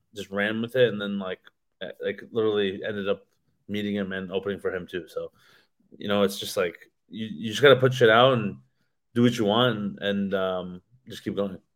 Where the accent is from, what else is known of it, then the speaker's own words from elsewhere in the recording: Canada; in my hometown